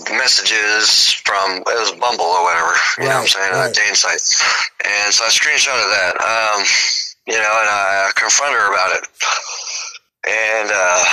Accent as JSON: {"language": "English", "region": "Texas", "country": "United States", "tie": "born or raised there", "also_born_or_lived": "Mississippi / South Carolina", "moved": "yes", "said": "I grew up in Texas, born in Mississippi"}